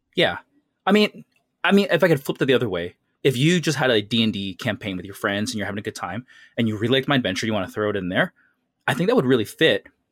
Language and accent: English; Canada; growing up in North America and Canada